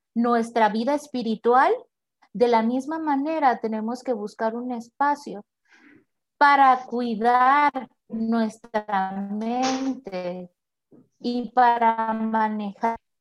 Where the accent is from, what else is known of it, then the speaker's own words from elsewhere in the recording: Tepic, Nayarit, Mexico; soy originaria de Tepic Nayarit